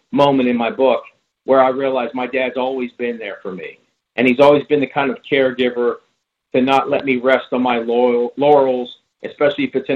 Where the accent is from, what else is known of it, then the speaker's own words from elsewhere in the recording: Pittsburgh, Pennsylvania, United States; also born or lived in Dallas; I went back to Pittsburgh, my hometown, which is known for football and healthcare these days